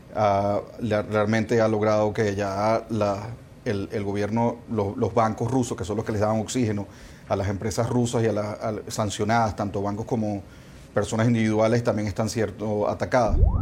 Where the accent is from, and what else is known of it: Nicaragua